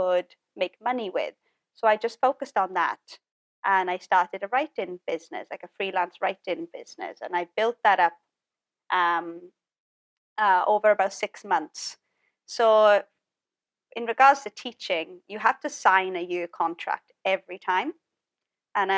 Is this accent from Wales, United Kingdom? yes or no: yes; Wales, United Kingdom; moved away; I just knew that Wales was not the place for me. It's my hometown, but it's just not my place